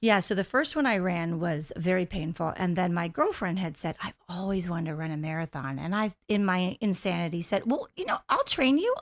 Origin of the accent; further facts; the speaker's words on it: United States; moved away as an adult; also born or lived in Delaware / Pennsylvania; now in Orlando, United States; Actually, I am from the Delaware, uh, Pennsylvania area. We moved to the Orlando area about five years ago.